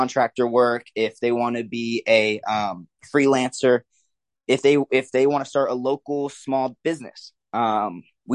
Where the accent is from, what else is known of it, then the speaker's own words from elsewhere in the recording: the Big Island, Hawaii, United States; also born or lived in Denton, Texas; now in Dallas-Fort Worth, United States; I grew up mainly in Hawaii. Yes, Hawaii. I'm from the islands, the Big Island.